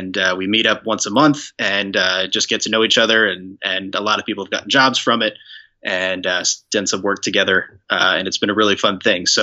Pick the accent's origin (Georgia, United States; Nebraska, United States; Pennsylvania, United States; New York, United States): Pennsylvania, United States; Bethlehem; born or raised there; also born or lived in Durham, North Carolina / West Chester, Pennsylvania / Reading, Pennsylvania; now in Lancaster, United States